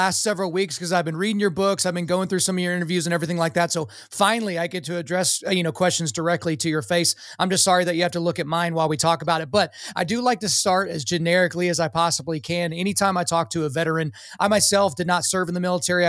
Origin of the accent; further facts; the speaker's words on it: Lawton, Oklahoma, United States; I grew up in Lawton. So Lawton, Fort Sill, I was around the military my entire life.